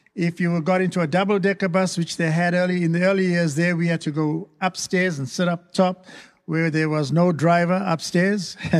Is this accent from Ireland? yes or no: no; South Africa; moved away; I was raised, born and raised in South Africa, and we experienced apartheid